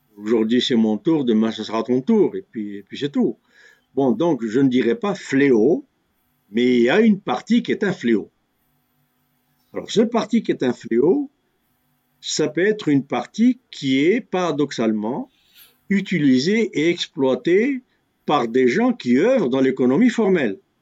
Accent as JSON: {"language": "French", "country": "Algeria", "said": "chez nous en Algérie"}